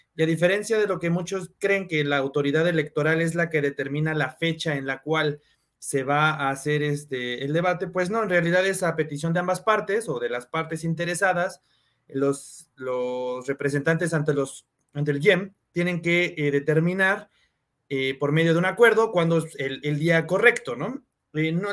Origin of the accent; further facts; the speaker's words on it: Cuautitlán Izcalli, State of Mexico, Mexico; yo soy de Cuautitlán Izcalli